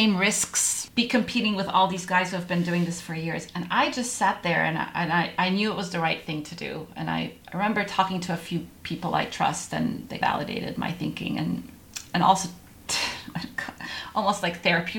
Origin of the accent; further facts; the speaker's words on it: Egypt; also born or lived in Middle East; now in United States; As I'm an immigrant, I grew up in the Middle East, Egyptian originally, and we have a lot of immigrants on our team